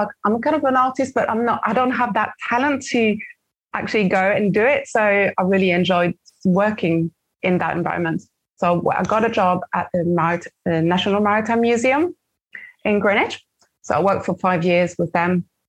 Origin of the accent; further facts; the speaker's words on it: Brittany, France; English is a second language; moved away as an adult; now in London, United Kingdom; So I was born and raised in France. I lived in France on the west coast of France, on the kind of a small town near the coast in Brittany. I lived there for 20 years, for my first 20 years of my life.